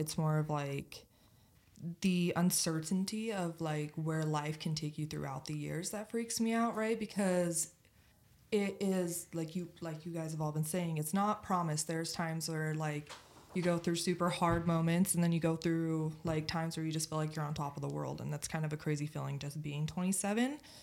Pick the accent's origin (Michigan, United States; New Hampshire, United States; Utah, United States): Utah, United States; born and raised in Utah